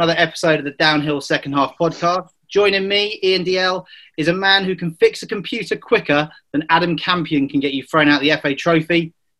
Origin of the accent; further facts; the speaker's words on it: Wales, United Kingdom; accent: Welsh; As a proud Welshman, because you can tell by my accent, as well, I am Welsh as well.